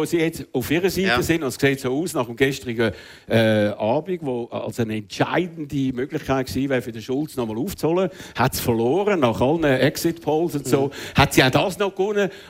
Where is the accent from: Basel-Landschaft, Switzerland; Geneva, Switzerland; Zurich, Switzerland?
Zurich, Switzerland; also hat uns eher eigentlich geschadet als Zürcher, zum beweisen, dass der Zürcher Bundesrat Zürich nicht hilft.